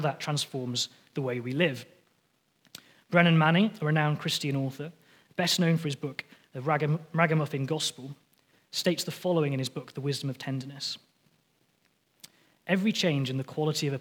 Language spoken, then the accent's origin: English; near the Lake District, North West England, United Kingdom; moved away; I was born just near the Lake District down in England.